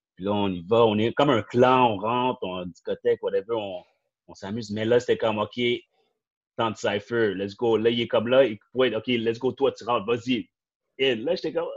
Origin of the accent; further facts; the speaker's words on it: Montreal, Quebec, Canada; je viens du Saint-Nord, so, toutes mes amis ou les connaissances que j'ai connues, c'était de là